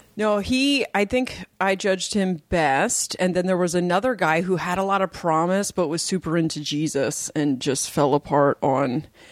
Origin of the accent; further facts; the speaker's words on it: Portland, Oregon, United States; moved away; also born or lived in Delaware; I grew up in Portland